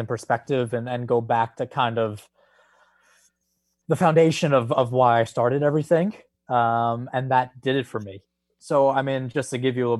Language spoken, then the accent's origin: English; New York, United States; being a New Yorker